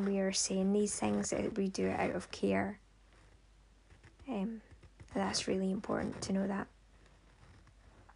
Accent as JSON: {"language": "English", "town": "Ayr", "region": "Scotland", "country": "United Kingdom", "tie": "born or raised there", "also_born_or_lived": "Aberdeen, Aberdeenshire", "said": "my hometown here, Ayrshire, here in Ayr"}